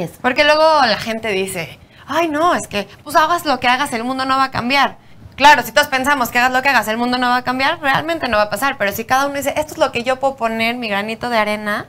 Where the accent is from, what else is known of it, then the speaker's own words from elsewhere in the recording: Mexico; aquí en México cuando era chiquita